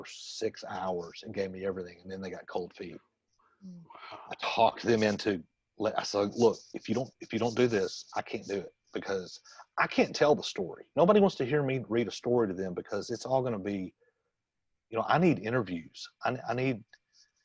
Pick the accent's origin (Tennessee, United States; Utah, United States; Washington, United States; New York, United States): Tennessee, United States; Jackson; my hometown, Jackson, Tennessee